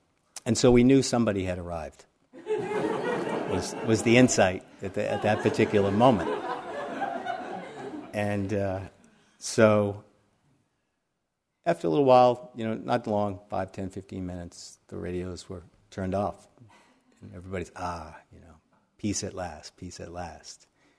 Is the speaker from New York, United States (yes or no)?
yes; New York, United States; I came from the city, I came from New York